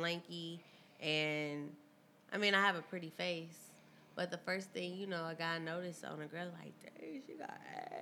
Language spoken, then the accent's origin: English; St. Louis, Missouri, United States; moved away as an adult; now in California, United States; I'm from St. Louis, Missouri.